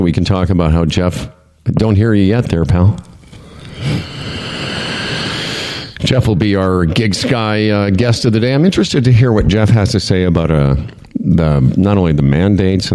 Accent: Moose Jaw, Saskatchewan, Canada; I'm from Moose Jaw

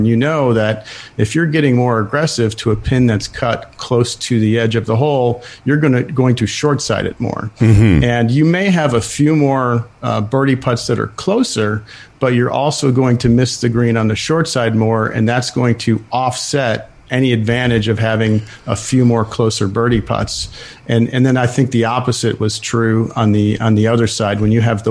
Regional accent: Buffalo, New York, United States; I grew up in Buffalo, New York, lived there most of my life

